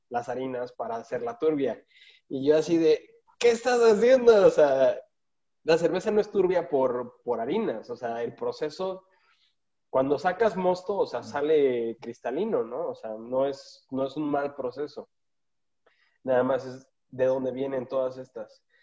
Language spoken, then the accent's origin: Spanish; West Coast, United States; yo crecí en el West Coast